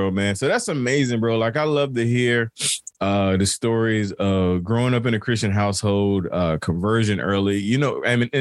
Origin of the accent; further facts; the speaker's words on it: Turkey, North Carolina, United States; moved away; back in my hometown, Turkey